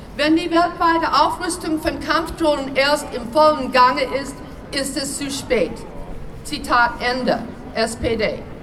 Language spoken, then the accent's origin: German; United States; German is a second language; now in Germany; wenn ich mal hier und dort einen kleinen Sprachfehler mache, weil ich bin in den USA geboren